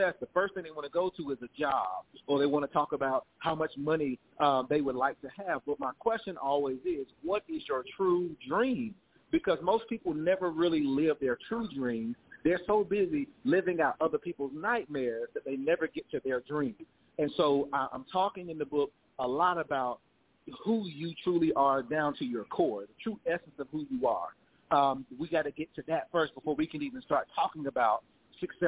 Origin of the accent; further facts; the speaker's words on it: South Carolina, United States; moved away; I'm originally from South Carolina, and I'm retired military now